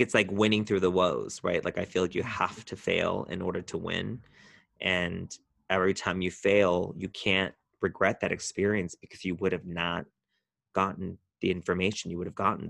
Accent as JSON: {"language": "English", "area": "Orange County", "region": "California", "country": "United States", "moved": "as an adult", "lives_now": "West Hollywood, United States", "said": "I'm from Orange County, California, and moved up to West Hollywood about twelve years ago"}